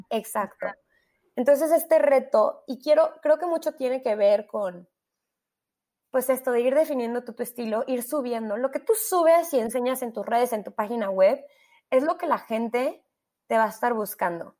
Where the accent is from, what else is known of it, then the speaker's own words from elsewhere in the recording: Mexico; also born or lived in London; nosotros como mexicanos